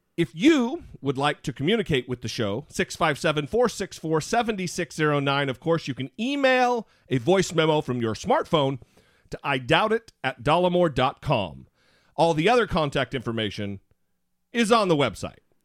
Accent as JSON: {"language": "English", "region": "Idaho", "country": "United States", "tie": "born or raised there", "moved": "yes", "said": "I consider it my home state. I was born, I was reared for the most part there"}